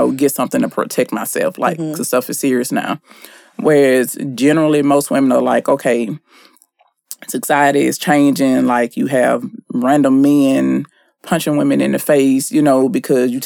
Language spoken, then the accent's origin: English; Shreveport, Louisiana, United States; moved away; my hometown, Shreveport